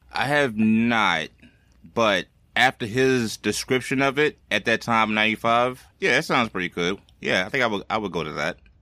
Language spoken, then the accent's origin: English; East Coast, United States; I'm from the East Coast